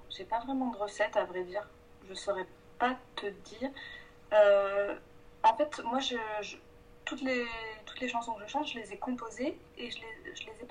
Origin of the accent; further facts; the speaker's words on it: south of France, France; moved away as an adult; now in Paris, France; je viens du sud de la France.